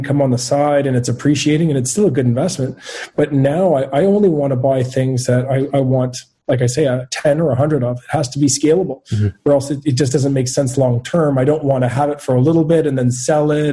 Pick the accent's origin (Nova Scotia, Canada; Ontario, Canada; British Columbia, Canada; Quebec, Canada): Quebec, Canada; Montreal; also born or lived in Ottawa; I'm born and raised in Montreal.